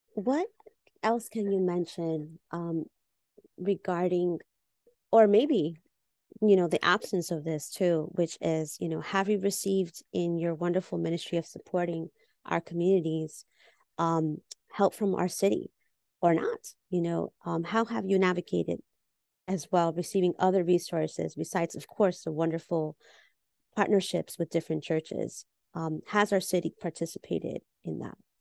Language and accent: English; Peru; now in New York City, United States; we're fellow Peruanas in New York City